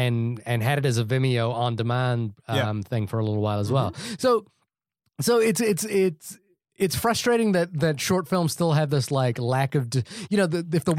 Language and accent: English; India; I wanted to see the Sanjay one because I'm Indian, and I wanted to see like a Pixar.